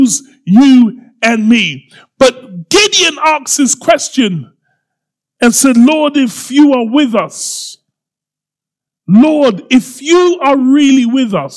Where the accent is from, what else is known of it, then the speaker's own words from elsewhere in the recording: Croydon, London, United Kingdom; I'm from Croydon.